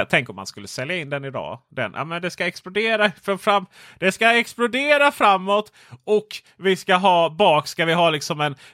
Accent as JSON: {"language": "Swedish", "town": "Stockholm", "region": "Stockholm County", "country": "Sweden", "said": "Som stockholmare var det alltid så man gjorde."}